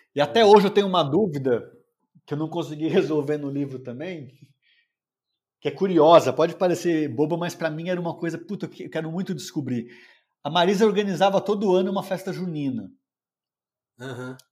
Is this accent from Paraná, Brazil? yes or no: no; São Paulo, Brazil; moro em São Paulo, nasci em São Paulo